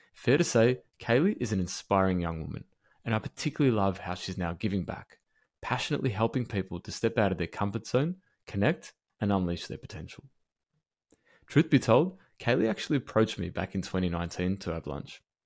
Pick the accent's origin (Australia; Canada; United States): Australia; Melbourne, Victoria; my hometown of Melbourne